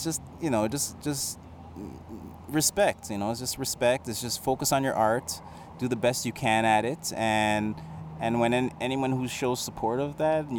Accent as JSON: {"language": "English", "town": "Toronto", "region": "Ontario", "country": "Canada", "tie": "born or raised there", "said": "So I grew up in like Oakwood Vaughan area."}